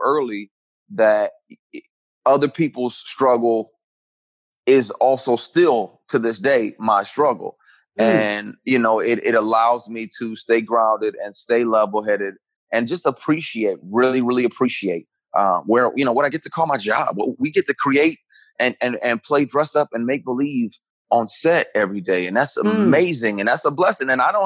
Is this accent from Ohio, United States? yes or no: no; Flint, Michigan, United States; also born or lived in Detroit, Michigan / Pontiac, Michigan / Ann Arbor, Michigan; Born in Detroit, grew up in Flint, Michigan